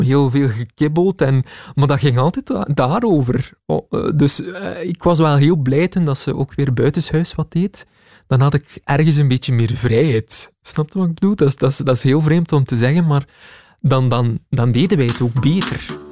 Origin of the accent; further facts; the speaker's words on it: Heule, Flanders, Belgium; In Heulen, West-Vlaanderen, dat is uh, dicht bij Kortrijk.